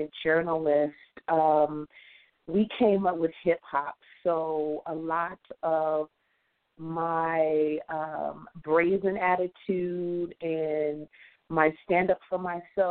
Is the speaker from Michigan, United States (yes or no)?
yes; Detroit, Michigan, United States; A little girl growing up in the 70s in Detroit, Michigan